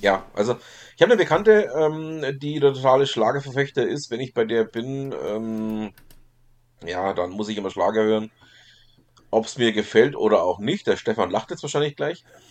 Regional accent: Germany; bei uns in Deutschland

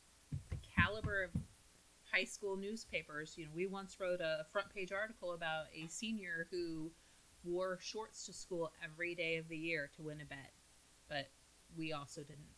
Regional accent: Midwest, United States; we're from the Midwest

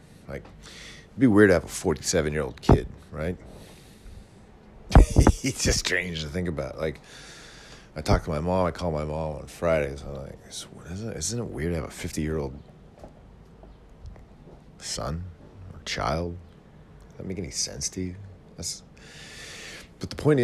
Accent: Yuba City, California, United States; moved away; That's where we're all from Yuba City.

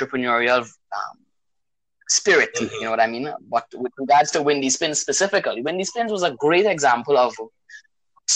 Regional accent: Tobago, Trinidad & Tobago; Born and grown in Tobago.

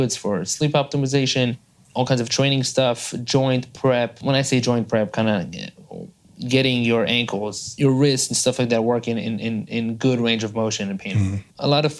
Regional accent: Israel; English is a second language; moved away as an adult; now in United States; I am from Israel originally. So I'm a gringo here in the United States. I've been here for the past 11 years. I moved out here when I was 21

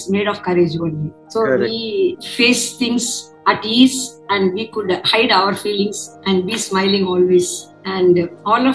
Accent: Chennai, Tamil Nadu, India; first language Tamil; English is a second language; moved away as an adult; now in Delhi, India; Basically, I belong to Chennai. My native language is Tamil

